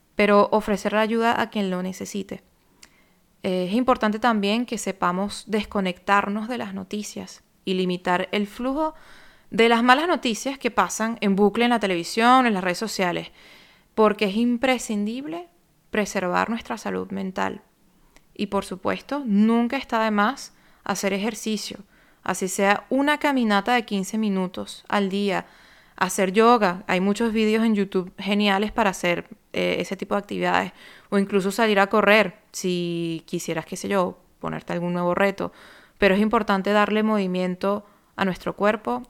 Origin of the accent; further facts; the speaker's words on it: Venezuela; moved away as an adult; now in France; soy venezolana, radicada en Francia desde el año 2013